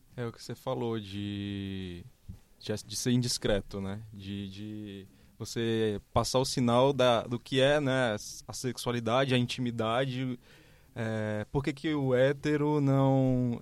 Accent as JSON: {"language": "Portuguese", "town": "Fortaleza", "region": "Ceará", "country": "Brazil", "moved": "as an adult", "lives_now": "São Paulo, Brazil", "said": "eu sou de Fortaleza, vim há sete anos aqui para São Paulo"}